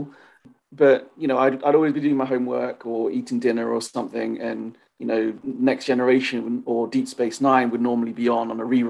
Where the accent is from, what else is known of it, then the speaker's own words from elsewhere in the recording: London, United Kingdom; moved away as an adult; now in New York, United States; So I'm originally from London, but I'm actually based in New York.